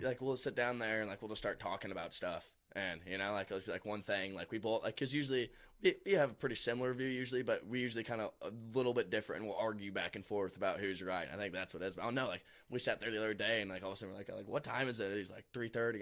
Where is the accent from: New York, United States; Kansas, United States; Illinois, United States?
Illinois, United States; Alton; I'm from Alton, Illinois, so pretty much right next to Saint Louis